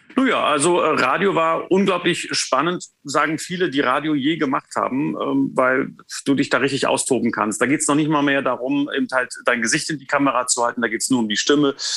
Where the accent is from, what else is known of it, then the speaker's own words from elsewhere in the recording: Potsdam, Brandenburg, Germany; Ich bin in Potsdam geboren, ähm, habe mein Abitur äh, in der Nähe von Potsdam gemacht